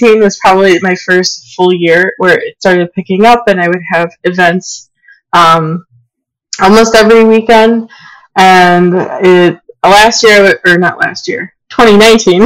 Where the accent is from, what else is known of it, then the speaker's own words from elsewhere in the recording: Aurora, Illinois, United States; also born or lived in West Chicago / Downers Grove; I grew up in Aurora. I was born there. And I lived in Aurora for all the first 18 years of my life throughout high school